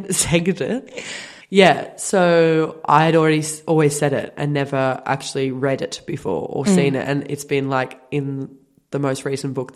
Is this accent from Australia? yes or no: yes; Australia; accent: Australian; we're not used to seeing even our own accent like on TV